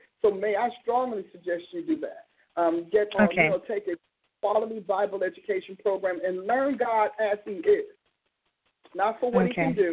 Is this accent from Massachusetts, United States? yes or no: no; New Jersey, United States; born or raised there